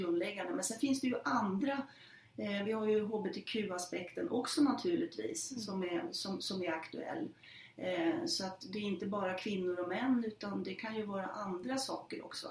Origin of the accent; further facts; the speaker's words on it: Norrland, Sweden; jag är en norrlänning